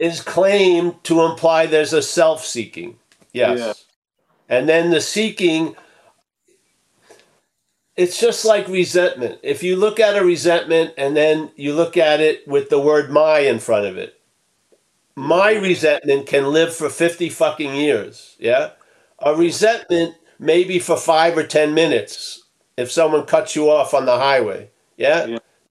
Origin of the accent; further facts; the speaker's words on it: Rockville Centre, New York, United States; that's where I grew up. On the wrong side of the track